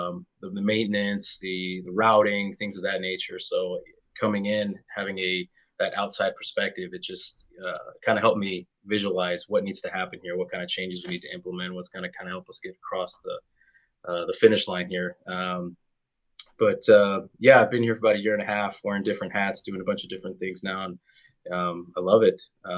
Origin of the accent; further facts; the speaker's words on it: Southern California, United States; moved away as an adult; also born or lived in Seattle; now in Phoenix, United States; So I was based out of Seattle for about 5 years, originally from Southern California. And we moved to Phoenix